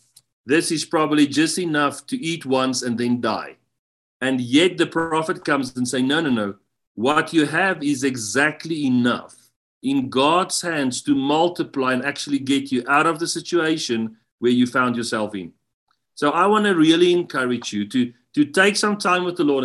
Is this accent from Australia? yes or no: no; South Africa; I come from South Africa, and being in the U.S.